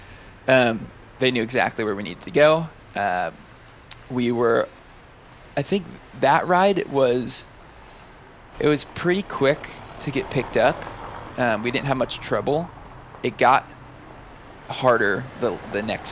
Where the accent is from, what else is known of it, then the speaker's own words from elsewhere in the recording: the Bay Area, California, United States; moved away; we're originally from California. We're originally from the Bay Area, just north of San Francisco in the wine country